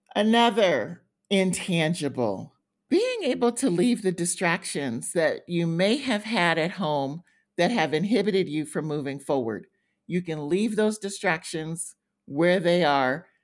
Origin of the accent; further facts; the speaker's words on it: United States; moved away as an adult; now in Middle East; being an American